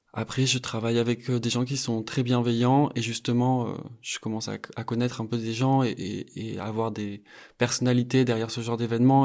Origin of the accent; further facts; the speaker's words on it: Bayonne, Nouvelle-Aquitaine, France; J'ai grandi au Pays Basque, je suis né à Bayonne